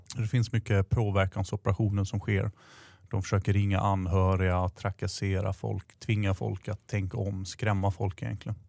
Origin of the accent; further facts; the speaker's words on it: southern Sweden, Sweden; Jag växte upp i södra Sverige, i en stad